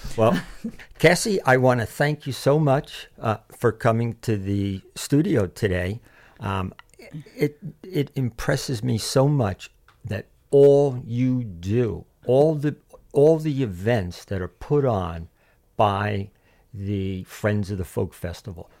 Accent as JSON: {"language": "English", "region": "New Jersey", "country": "United States", "said": "I'm from New Jersey"}